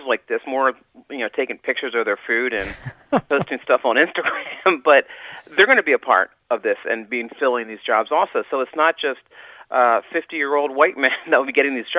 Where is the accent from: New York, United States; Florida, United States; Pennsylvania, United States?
Pennsylvania, United States; Philadelphia; moved away; also born or lived in Washington, D.C.; I came originally from Philadelphia